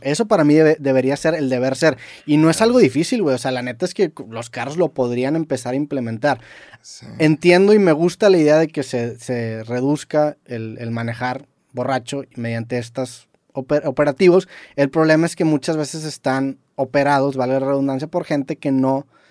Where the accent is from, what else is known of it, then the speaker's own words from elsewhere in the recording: Mexico; Siendo mexicano, en, UK